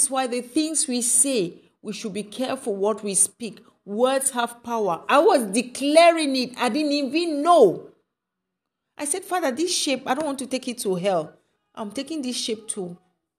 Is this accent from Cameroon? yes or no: yes; Cameroon; where I'm coming from Cameroon